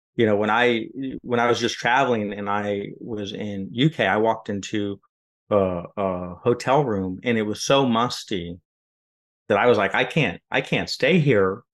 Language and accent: English; West Coast, United States; moved away as an adult; now in Florida, United States; I'm from the West Coast